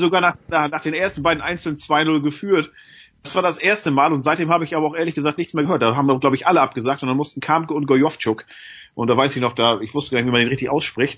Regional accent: Lübeck, Schleswig-Holstein, Germany; ich komme ja hier aus Großraum Lübeck, Bad Oldesloe

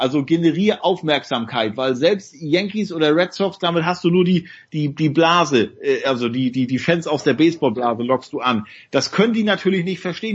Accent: Nordwestmecklenburg, Mecklenburg-Vorpommern, Germany; moved away; mit fünf, auf einem 50 Hektar Bauernhof groß geworden ist in Nordwestmecklenburg

